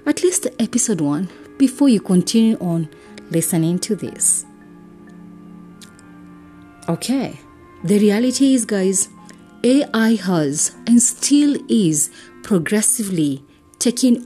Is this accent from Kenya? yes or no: yes; Kenya; I am uniquely Kenyan and relevantly African